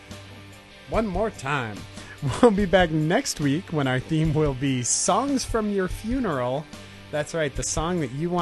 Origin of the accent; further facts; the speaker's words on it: Ventura, California, United States; my hometown in Ventura